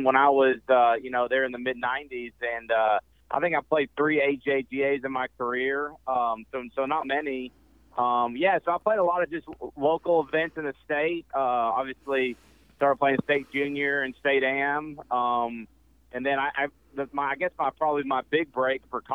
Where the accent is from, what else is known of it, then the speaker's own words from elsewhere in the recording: Memphis, Tennessee, United States; also born or lived in Erie, Pennsylvania / Buffalo, New York; I was born in Erie, Pennsylvania, so my whole family's from Buffalo, New York area. So I grew up playing hockey in Memphis